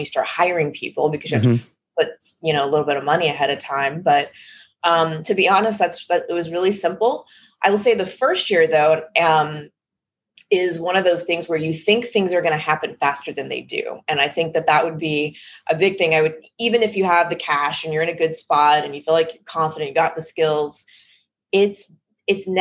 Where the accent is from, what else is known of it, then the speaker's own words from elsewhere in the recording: Texas, United States; moved away; I'm originally from Texas. And so I was living and working in Texas as a software engineer